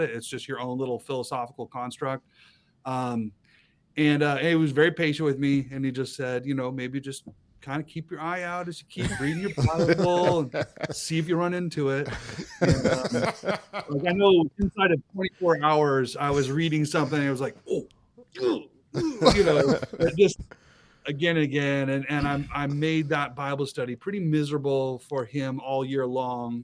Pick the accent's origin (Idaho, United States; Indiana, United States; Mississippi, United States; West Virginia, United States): Idaho, United States; Boise; moved away as an adult; now in Moscow, United States; I grew up in Southern Idaho in Boise. Born, raised in Boise